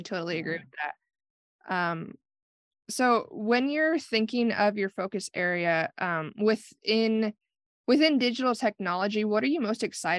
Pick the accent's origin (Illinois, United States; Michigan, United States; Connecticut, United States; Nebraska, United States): Nebraska, United States; Nance County; So I'm actually from Nance County